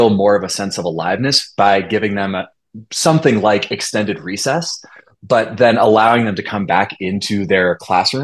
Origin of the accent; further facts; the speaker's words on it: Olympia, Washington, United States; I grew up in Olympia, Washington